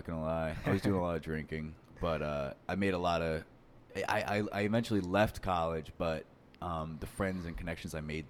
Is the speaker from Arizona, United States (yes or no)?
no; Long Island, New York, United States; But yeah, man, I grew up on Long Island. I never really fucked with the quiet. It was always a little too quiet out there, both like literally.